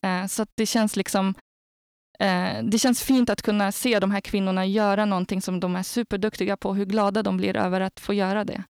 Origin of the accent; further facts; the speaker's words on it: Algeria; now in Sweden; jag har själv jag har vuxit upp i Algeriet